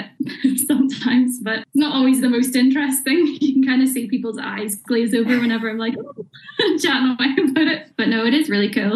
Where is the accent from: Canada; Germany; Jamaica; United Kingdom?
United Kingdom; Bangor, Northern Ireland; I'm originally from Bangor